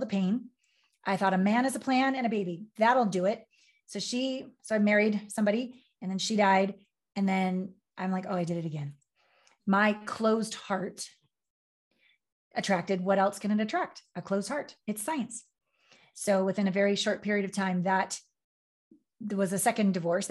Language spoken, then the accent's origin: English; Canada; moved away as an adult; also born or lived in Los Angeles / Tokyo / New York; I'm from Canada. I left Canada on my Uncle Phil's 18-wheeler semi down to LA to be a model and a dancer.